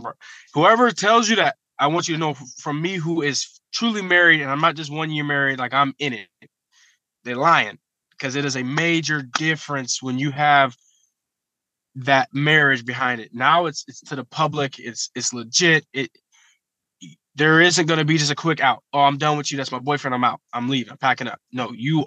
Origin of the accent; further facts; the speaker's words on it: Columbus, Ohio, United States; I'm from Columbus, Ohio. I rep my city, love my city.